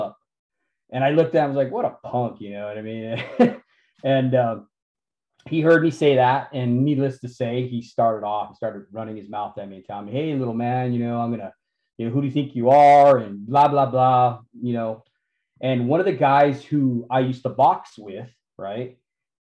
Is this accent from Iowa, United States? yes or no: no; Santa Fe, New Mexico, United States; I grew up in Santa Fe, New Mexico